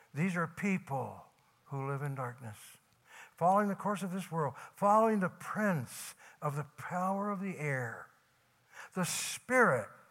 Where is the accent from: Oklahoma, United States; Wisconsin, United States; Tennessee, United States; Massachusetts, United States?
Tennessee, United States; I was from Tennessee